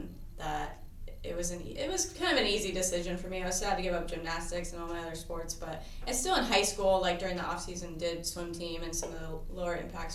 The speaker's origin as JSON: {"language": "English", "town": "Santa Cruz", "region": "California", "country": "United States", "tie": "born or raised there", "lives_now": "Sacramento, United States", "said": "especially growing up in Santa Cruz."}